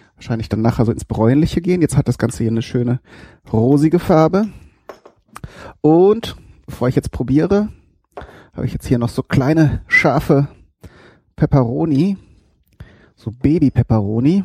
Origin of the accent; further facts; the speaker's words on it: North Rhine-Westphalia, Germany; bei uns in Westfalen